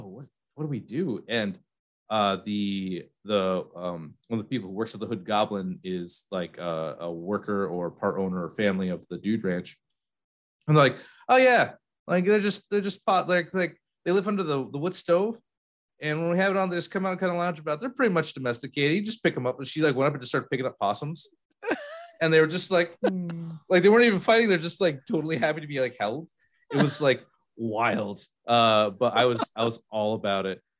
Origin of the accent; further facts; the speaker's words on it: Peru, New York, United States; I'm from Peru, New York, a lot of farms up there.